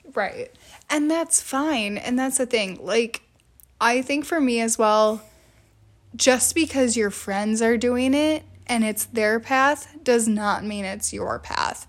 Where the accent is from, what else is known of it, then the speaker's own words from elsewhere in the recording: Wisconsin, United States; we grew up in Wisconsin